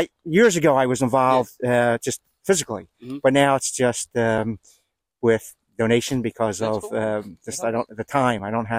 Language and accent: English; Philadelphia, Pennsylvania, United States; I'm born and raised in Philadelphia.